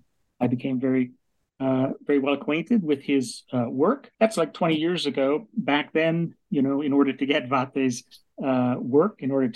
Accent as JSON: {"language": "English", "town": "Vancouver", "region": "British Columbia", "country": "Canada", "tie": "born or raised there", "also_born_or_lived": "United States", "moved": "as an adult", "lives_now": "Kingston, Canada", "said": "I grew up in Vancouver, British Columbia, Canada."}